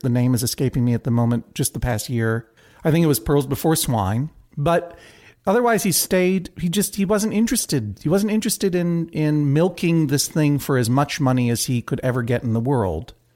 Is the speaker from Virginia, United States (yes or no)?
no; Brookline, Massachusetts, United States; moved away as an adult; also born or lived in New York City; now in New York, United States; I am from Brookline, Massachusetts. I've lived in New York for twenty-one years